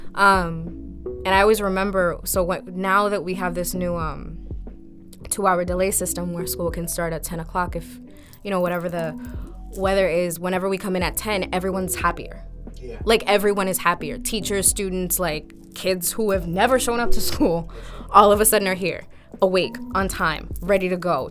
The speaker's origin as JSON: {"language": "English", "town": "Lawrence", "region": "Massachusetts", "country": "United States", "tie": "born or raised there", "said": "I've been a product of Lawrence Public School Systems myself"}